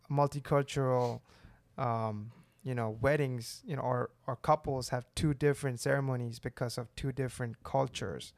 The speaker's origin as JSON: {"language": "English", "country": "India", "moved": "as an adult", "lives_now": "Birmingham, United States", "said": "I'm from India. I moved to Birmingham, Alabama"}